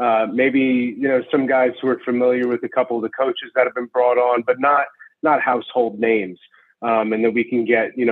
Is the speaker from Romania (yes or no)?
no; New Jersey, United States; moved away as an adult; now in North Carolina, United States; I'm 36 years old, but I actually am born and raised in New Jersey